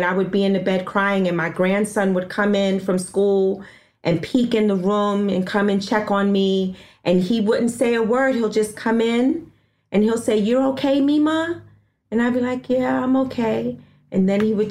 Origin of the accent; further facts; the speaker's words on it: New York City, New York, United States; I was born and raised in Harlem